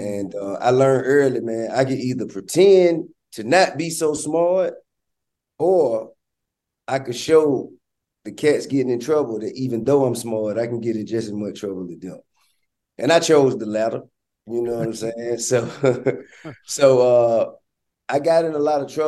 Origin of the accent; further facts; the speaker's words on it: Atlanta, Georgia, United States; I'm from Bankhead